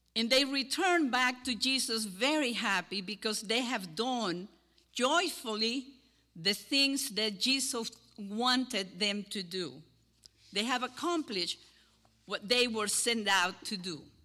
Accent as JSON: {"language": "English", "country": "Cuba", "accent": "Cuban", "second_language": "English", "moved": "as an adult", "lives_now": "Deep River, United States", "said": "my Cuban accent"}